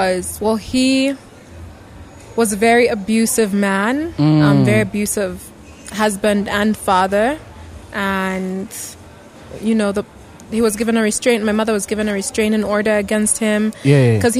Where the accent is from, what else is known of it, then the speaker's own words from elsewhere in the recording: Chingola, Copperbelt Province, Zambia; also born or lived in Kitwe; I grew up in Chingola. We lived Chingola and Kitwe